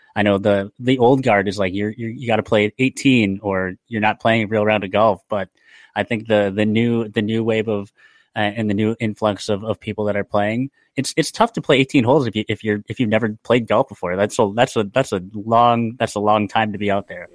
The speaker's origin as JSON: {"language": "English", "town": "Lake Mills", "region": "Wisconsin", "country": "United States", "tie": "born or raised there", "also_born_or_lived": "Milwaukee area", "lives_now": "Milwaukee, United States", "said": "grew up in Lake Mills and yeah, now I'm, uh, now I'm in, in the Milwaukee area"}